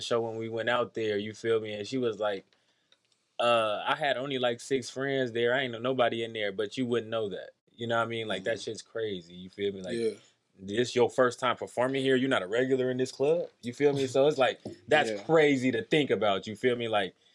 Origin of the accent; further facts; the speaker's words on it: Las Vegas, Nevada, United States; also born or lived in San Bernardino, California; I'm from California. I was born in California, but I'm from Vegas. If you ask me, I'm from Vegas.